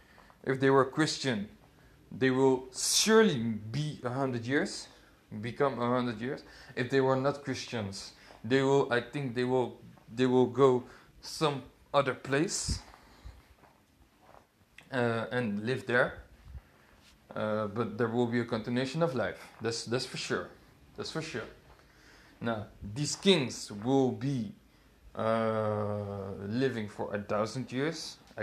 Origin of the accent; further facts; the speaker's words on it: DR Congo; And personally, I'm from the Congo. So, for me, it's true. I mean, you cannot evade your own prophecies. Come on, man. I'm from the Congo. I know it's true.